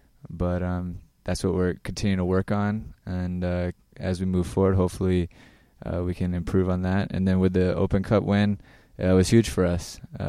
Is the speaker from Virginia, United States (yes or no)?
yes; Virginia, United States; A lot of talent coming out of Virginia, especially at the current time and my age, in Maryland and definitely the Carolinas at the time. I was a Region 1 kid, so just growing up, I went through the ODP system.